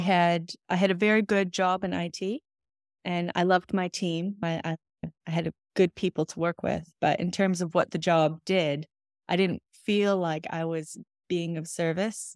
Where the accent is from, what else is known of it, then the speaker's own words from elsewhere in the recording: Michigan, United States; moved away as an adult; also born or lived in New Zealand / London; now in Los Angeles, United States; I'm from Michigan